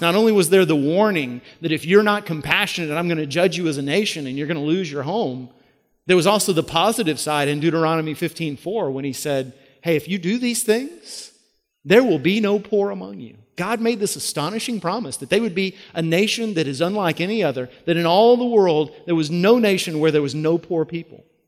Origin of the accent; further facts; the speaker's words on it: United States; As American Christians